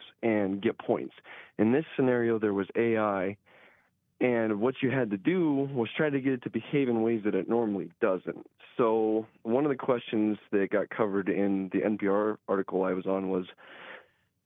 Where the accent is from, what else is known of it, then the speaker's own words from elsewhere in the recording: Fairburn, South Dakota, United States; I did grow up in Fairburn, South Dakota. It's a small town